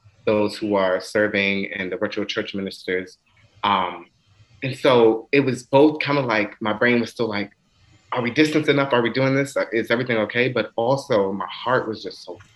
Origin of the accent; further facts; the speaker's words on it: Washington, District of Columbia, United States; also born or lived in Maryland; I grew up in Washington, DC, but did much of my schooling in Maryland